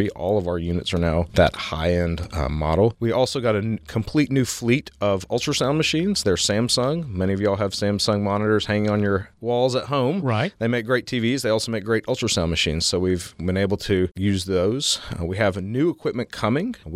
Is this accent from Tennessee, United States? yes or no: yes; Memphis, Tennessee, United States; also born or lived in Baltimore; I came from Memphis. I did my medical school and residency in Memphis, and then I did my fellowship at Johns Hopkins in Baltimore, Maryland.